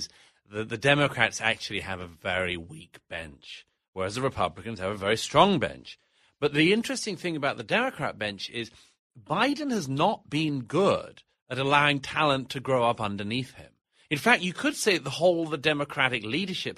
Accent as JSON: {"language": "English", "country": "United Kingdom", "accent": "British", "moved": "yes", "said": "My own country of origin is Great Britain, as you know from my accent"}